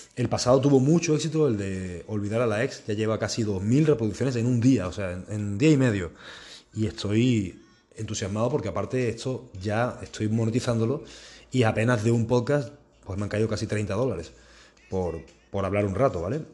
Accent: Spain; en mi país, en España.

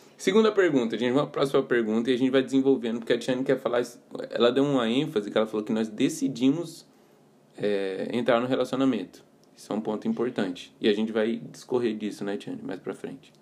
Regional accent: Campo Grande, Mato Grosso do Sul, Brazil; sou de Campo Grande

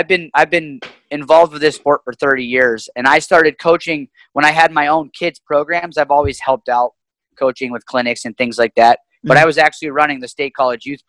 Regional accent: Pittsburgh, Pennsylvania, United States; born and raised in Pittsburgh, Pennsylvania

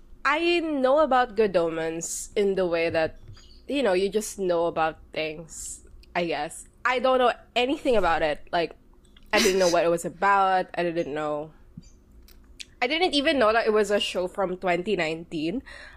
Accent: Philippines; I'm Filipino. I am queer and Catholic

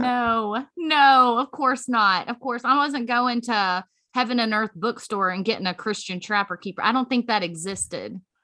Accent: Virginia, United States; now in Lebanon, Tennessee, United States; I am from Virginia, where we start after Labor Day

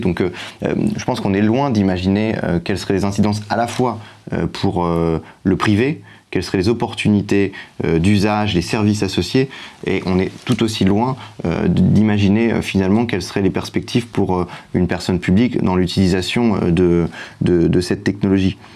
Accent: France; en tant que Français

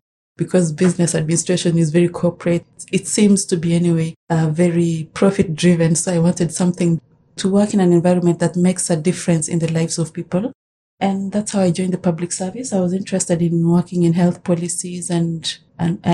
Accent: Kenya; moved away as an adult; now in Canada; I was born in Kenya, and I came to Canada as a student about 15 years ago

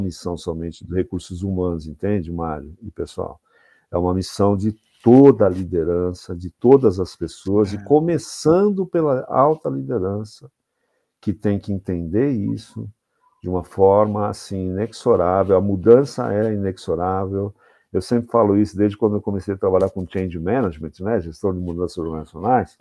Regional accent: São Paulo, Brazil; moved away as an adult; now in Jundiaí, Brazil; sou paulistano, sou da capital de São Paulo, mas moro há 11 anos na cidade de Jundiaí

